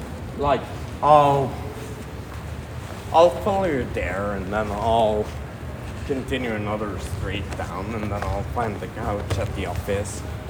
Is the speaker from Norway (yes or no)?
yes; Norway; well, from Norway